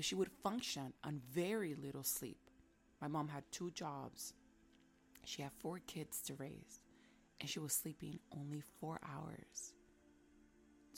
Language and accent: English; New York City, New York, United States; back home, growing up in Washington Heights, in the hood, there was a lot of noise. New York City, it's noisy as it is